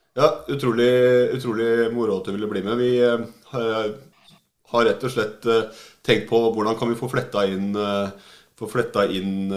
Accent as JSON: {"language": "Norwegian", "region": "Oslo", "country": "Norway", "said": "Jeg er jo fra Oslo sjøl"}